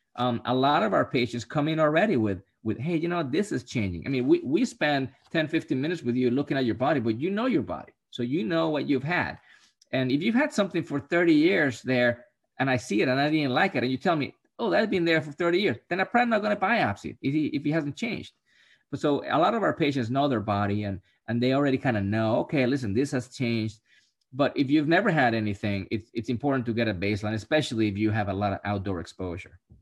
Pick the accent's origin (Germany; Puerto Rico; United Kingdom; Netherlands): Puerto Rico; I'm from Puerto Rico